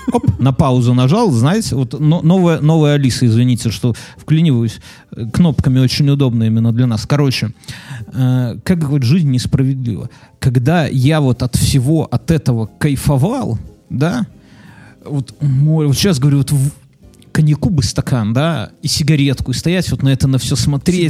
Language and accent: Russian; Belarus; Мы же белорусы